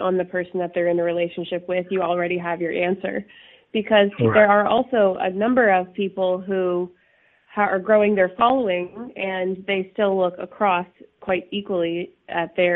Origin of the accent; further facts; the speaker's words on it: Toronto, Ontario, Canada; also born or lived in New York; I have a nice sunny day here in New York, though I'm from Toronto, Canada.